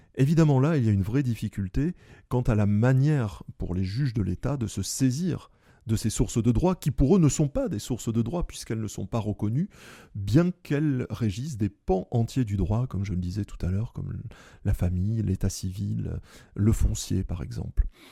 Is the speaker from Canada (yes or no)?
no; Bordeaux, Nouvelle-Aquitaine, France; je suis bordelais, l'ancien doyen de la faculté de droit de Bordeaux